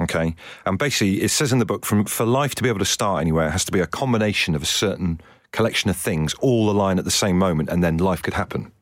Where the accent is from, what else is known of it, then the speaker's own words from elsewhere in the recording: Devon, South West England, United Kingdom; I'm from Devon.